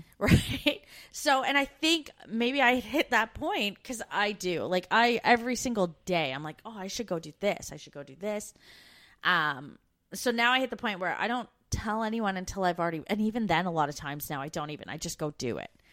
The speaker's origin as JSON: {"language": "English", "town": "Brantford", "region": "Ontario", "country": "Canada", "tie": "born or raised there", "moved": "as an adult", "said": "we grew up in Brantford, Ontario, which isn't far from Niagara Falls"}